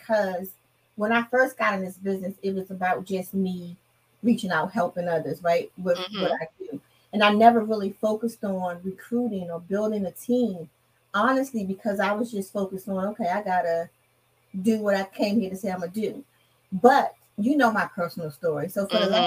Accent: Washington, District of Columbia, United States; I'm in the DMV, born and raised in Washington, D.C.

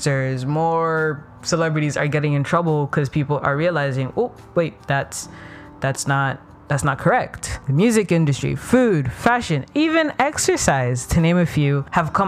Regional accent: Ethiopia; moved away; I grew up in Ethiopia.

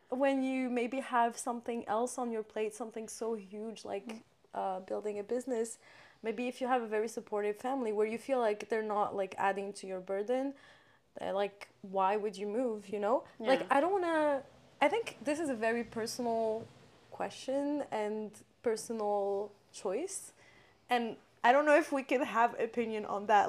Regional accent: Morocco; moved away as an adult; growing up in Morocco

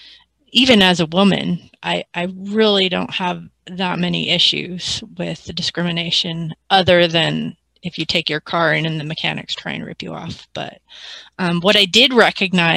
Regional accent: Albuquerque, New Mexico, United States; now in California, United States; I grew up in Albuquerque, New Mexico

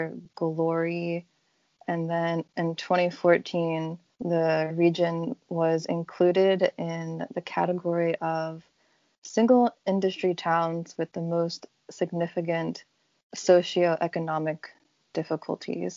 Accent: United States; moved away as an adult; also born or lived in southern Russia; now in Russia; I'm an American living in Russia

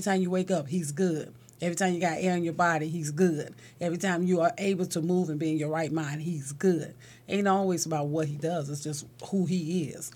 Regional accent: Chicago, Illinois, United States; moved away as an adult; also born or lived in Philadelphia / California; I'm born and raised in Shot Town and never thought I'd leave Chicago

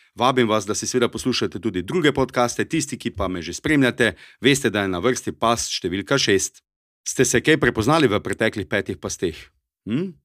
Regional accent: Styria, Slovenia; accent: Styrian; to je moj štajerski naglas

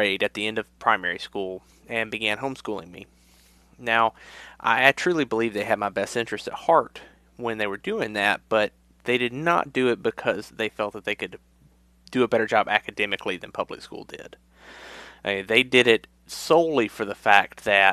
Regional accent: Mid-South, United States; I grew up in a very rural area in the Mid-South

